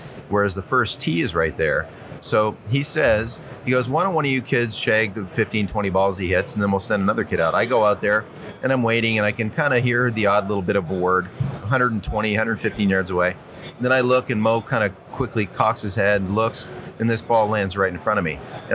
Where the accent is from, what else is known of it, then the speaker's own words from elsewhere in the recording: Toronto, Ontario, Canada; I grew up in Ontario, Southern Ontario, Toronto area